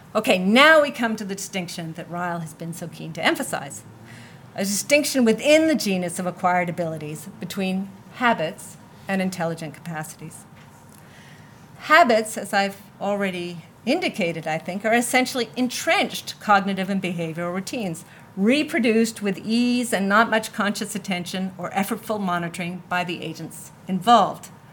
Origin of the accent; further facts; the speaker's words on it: Canada; I'm from Canada